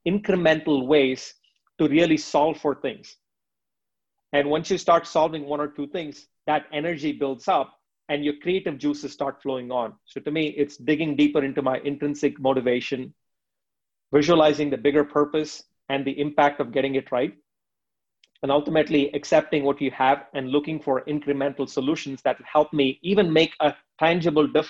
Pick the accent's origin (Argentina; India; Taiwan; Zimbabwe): India; moved away; in the early 90s, where I was growing up in India